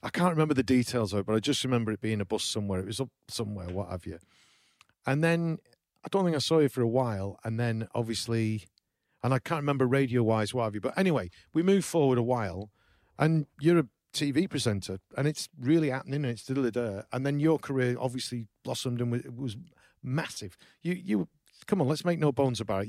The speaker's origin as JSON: {"language": "English", "region": "small town in the north of England", "country": "United Kingdom", "said": "I'm from New, Llywelose, which is a small, small town in the, in the north of England"}